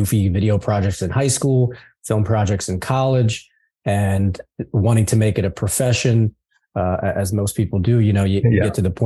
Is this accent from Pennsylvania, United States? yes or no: yes; a suburb outside of Philadelphia, Pennsylvania, United States; moved away as an adult; now in Los Angeles, United States; a suburb outside of Philadelphia